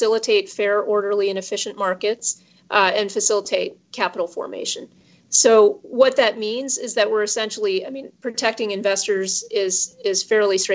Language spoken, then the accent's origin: English; Cleveland, Ohio, United States; I grew up in Cleveland, Ohio, which is the heartland of the U.S.